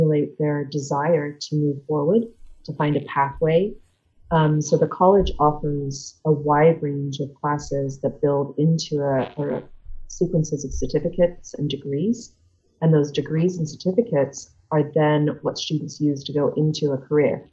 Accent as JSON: {"language": "English", "region": "England", "country": "United Kingdom", "tie": "born or raised there", "moved": "as an adult", "lives_now": "United States", "said": "I grew up in England. So I grew up in a tiny village in England."}